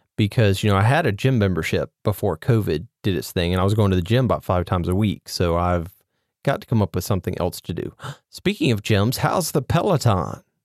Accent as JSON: {"language": "English", "region": "Mississippi", "country": "United States", "said": "I am from Mississippi"}